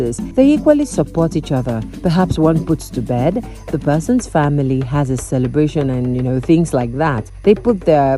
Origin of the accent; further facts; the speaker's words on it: Kongelai, West Pokot County, Kenya; I live in Kongelai. I was brought up here in Kongelai.